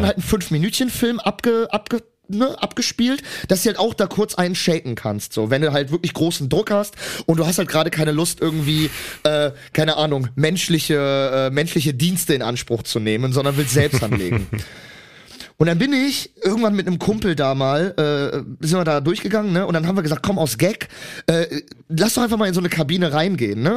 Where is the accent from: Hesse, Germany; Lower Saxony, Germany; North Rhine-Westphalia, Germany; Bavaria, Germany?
North Rhine-Westphalia, Germany; Cologne; ich bin eine Kölsche Jung